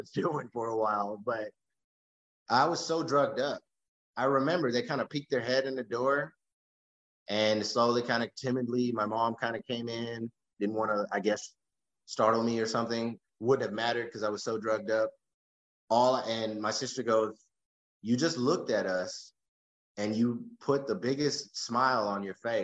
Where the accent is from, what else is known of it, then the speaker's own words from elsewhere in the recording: Texas, United States; I was from Texas